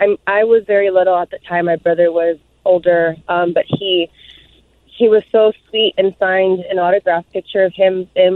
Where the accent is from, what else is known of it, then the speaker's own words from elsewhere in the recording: Los Angeles, California, United States; growing up in Los Angeles